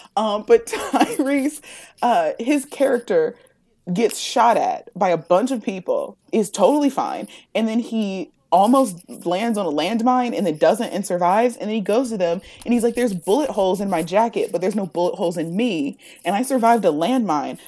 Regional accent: Ohio, United States; I'm from Ohio

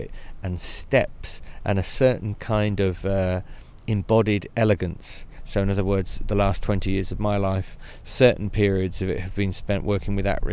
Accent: Devon, South West England, United Kingdom; I come from Devon in the United Kingdom.

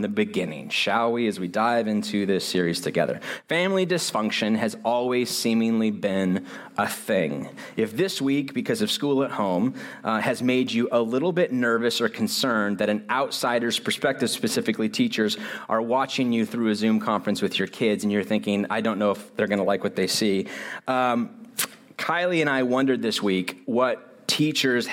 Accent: United States; I'm so American

